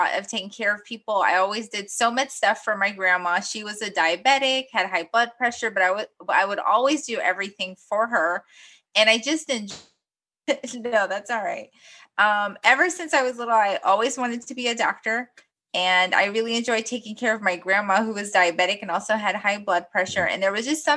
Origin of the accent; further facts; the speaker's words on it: Guyana; also born or lived in New York, United States; now in United States; I was born in Guyana, South America. And originally my parents moved to the United States essentially just to give my sister and myself a better education